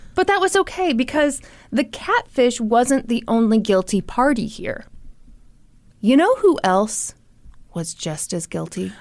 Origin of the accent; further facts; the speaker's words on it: the Bible Belt, United States; the two of us growing up in the Bible Belt